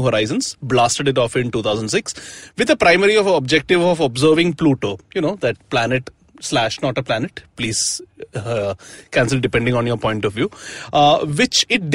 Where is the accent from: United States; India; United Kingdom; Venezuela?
India; Mumbai, Maharashtra; I'm from Bombay